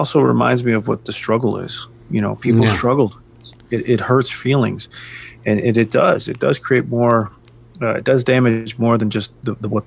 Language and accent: English; United States; as Americans